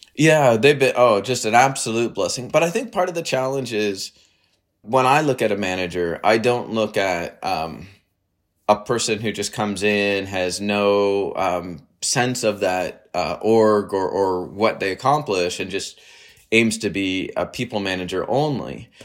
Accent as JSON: {"language": "English", "country": "Canada", "also_born_or_lived": "United States / Waterloo, Ontario", "said": "I'm Canadian. I live in, well, in Waterloo near Toronto."}